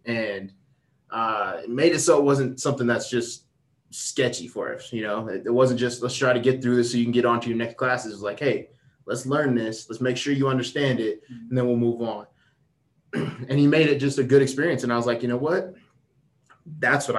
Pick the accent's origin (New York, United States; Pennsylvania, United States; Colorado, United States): Colorado, United States; Thornton; I grew up in North Thornton